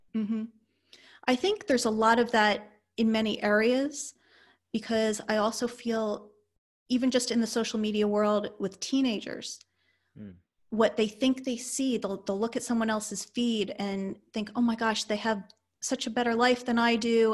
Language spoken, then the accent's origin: English; Northeast, United States; moved away; I come from the Northeast